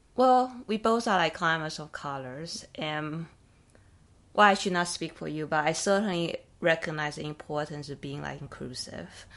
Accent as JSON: {"language": "English", "country": "Taiwan", "tie": "born or raised there", "moved": "yes", "lives_now": "United States", "said": "I grew up in Taiwan"}